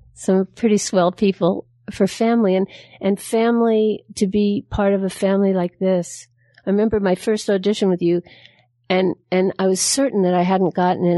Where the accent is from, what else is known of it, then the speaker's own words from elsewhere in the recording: New York, United States; I'm from New York